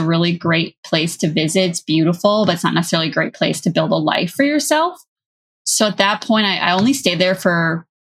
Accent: Wisconsin, United States; moved away as an adult; also born or lived in Minnesota / Dallas, Texas; I'm from Wisconsin

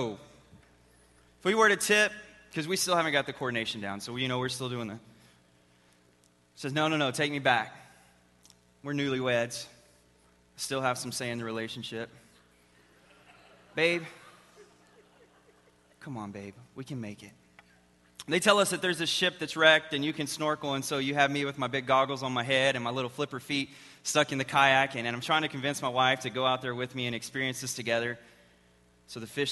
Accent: Texas, United States; I am from Texas. I've lived there all my life.

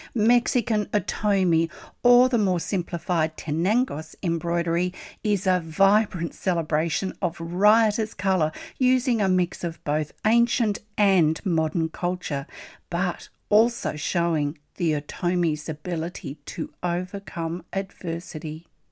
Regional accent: Australia; I'm an Australian textile artist

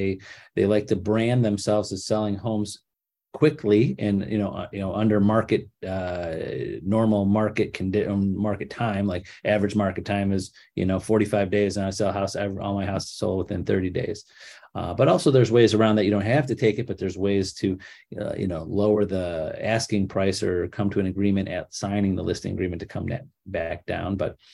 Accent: Cleveland, Ohio, United States; I can't sell in Columbus. I'm from Cleveland. I have no idea what that market is.

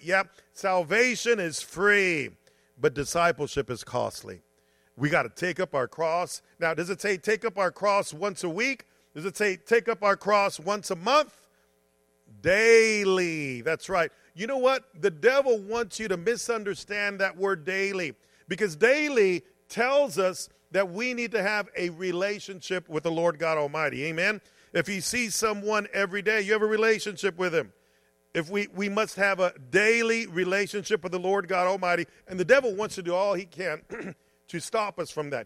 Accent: United States; I'm a Christian and I'm an American.

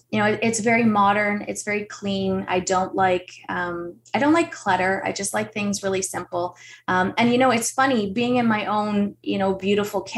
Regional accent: Toronto, Ontario, Canada; moved away; also born or lived in Newmarket, Ontario; I grew up in Scarborough, but we have a place in Newmarket as well

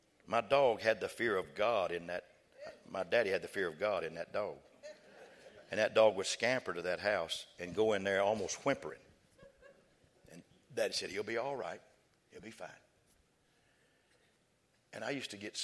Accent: West Texas, United States; we was raised in West Texas

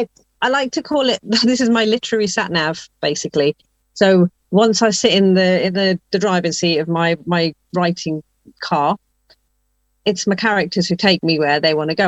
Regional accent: England, United Kingdom; home for me is always going to be England, because that's where I was born and brought up

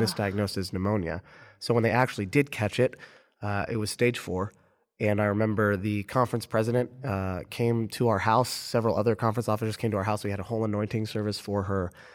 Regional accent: Orlando, Florida, United States; I'm from Orlando

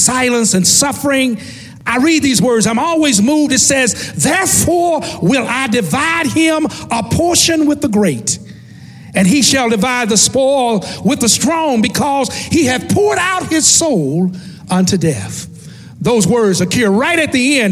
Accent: West Tennessee, United States; growing up in West Tennessee

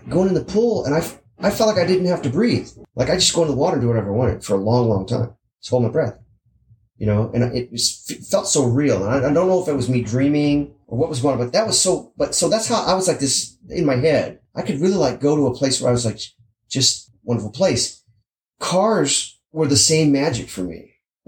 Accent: South Gate, California, United States; I grew up in Southgate

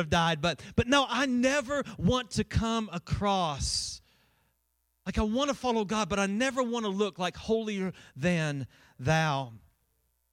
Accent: Winchester, Kentucky, United States; moved away as an adult; also born or lived in Colorado; I'm originally from Winchester. When I moved from Winchester to Colorado

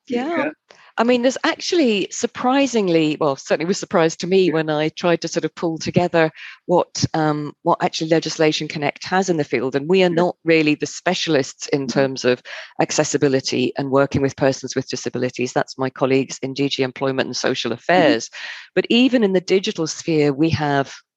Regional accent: United Kingdom; moved away as an adult; also born or lived in Germany; I didn't want to go back to Britain

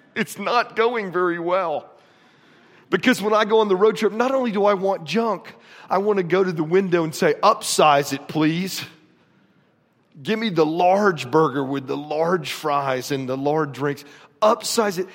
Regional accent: Florida, United States; moved away; I grew up in Florida

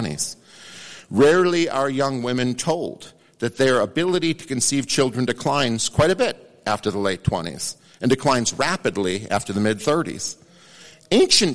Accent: Idaho, United States; I'm from Idaho

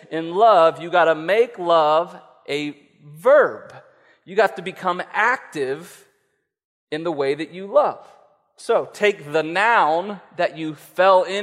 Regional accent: West Virginia, United States; we're from West Virginia

